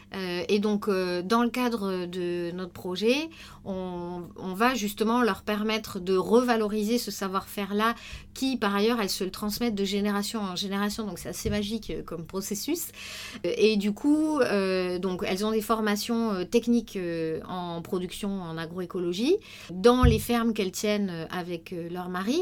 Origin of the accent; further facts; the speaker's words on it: Tarn, Occitania, France; now in Paris, France; maintenant je suis parisienne, mais avant j'habitais en zone rurale dans le Tarn, j'ai été confrontée très très vite en fait euh, aux problématiques paysannes dans mon, dans mon village